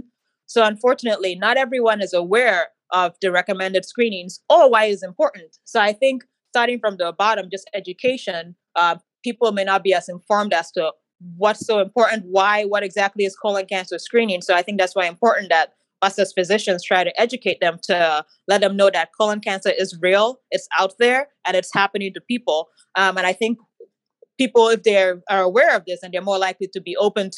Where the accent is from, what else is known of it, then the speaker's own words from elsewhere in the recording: Nigeria; also born or lived in Philadelphia / Pittsburgh; now in Cleveland, United States; I'm actually a Nigerian